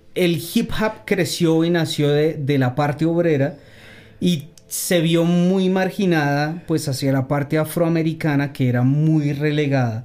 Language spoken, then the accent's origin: Spanish; Bogotá, Colombia; pues yo soy bogotano, soy rolo, pero con la mitad de la sangre paisa. Mi mamá es eh, antioqueña